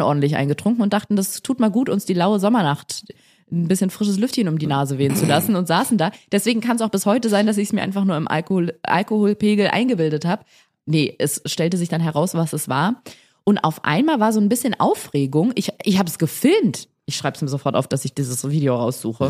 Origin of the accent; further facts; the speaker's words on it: Germany; bei uns in Deutschland